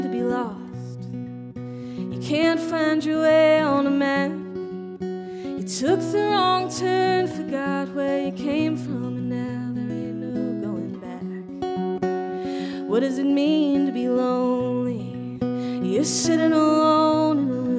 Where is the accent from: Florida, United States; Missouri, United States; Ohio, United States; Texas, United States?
Texas, United States; I'm from Texas